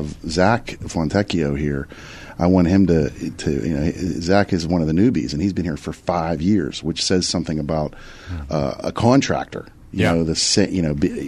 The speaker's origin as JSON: {"language": "English", "town": "Pittsburgh", "region": "Pennsylvania", "country": "United States", "tie": "born or raised there", "said": "We're all from Pittsburgh. Born and bred."}